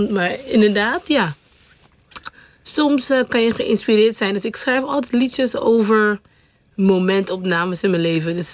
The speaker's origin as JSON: {"language": "Dutch", "country": "Caribbean Netherlands", "tie": "born or raised there", "also_born_or_lived": "Curaçao", "moved": "as an adult", "lives_now": "Netherlands", "said": "Vooral dat ik gewoon van een klein eilandje. Je zei geboren op Sint Eustatius, maar ik ben geboren op Curaçao. Nou, maar op Sint Eustatius"}